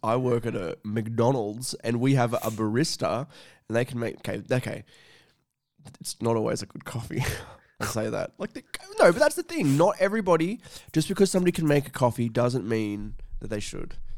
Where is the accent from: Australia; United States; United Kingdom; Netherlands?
Australia; Scone, New South Wales; moved away; when I was back in my hometown, um, you know, in Scone